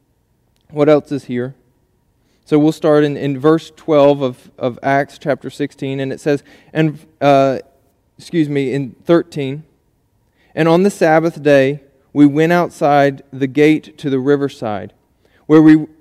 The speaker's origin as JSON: {"language": "English", "country": "United States", "said": "we as American citizens"}